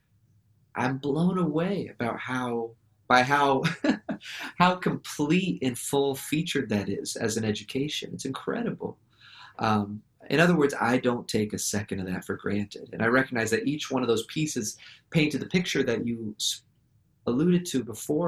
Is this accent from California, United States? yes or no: yes; Santa Rosa, California, United States; I grew up in Santa Rosa, you know, California